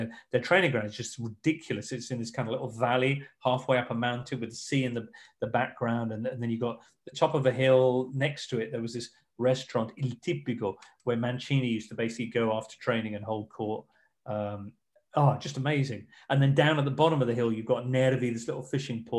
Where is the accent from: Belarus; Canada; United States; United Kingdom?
United Kingdom; England; I'm just English